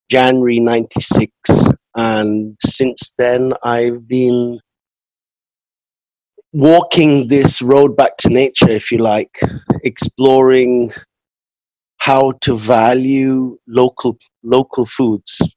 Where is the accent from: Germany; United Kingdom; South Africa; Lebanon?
United Kingdom; England; moved away as an adult; now in Auroville, India; I'm from England, and I've been living the last 27 years in the international township of Auroville